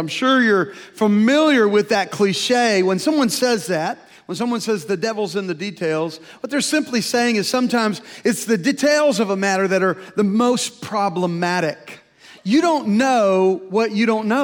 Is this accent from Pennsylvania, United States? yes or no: no; Louisiana, United States; moved away; also born or lived in Tulsa, Oklahoma; I was from Louisiana